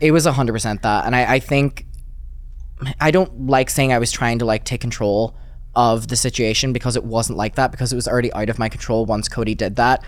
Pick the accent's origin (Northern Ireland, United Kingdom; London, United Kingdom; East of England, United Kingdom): Northern Ireland, United Kingdom; Derry; moved away; I grew up in Derry, which is like the smallest city ever and it's like really up north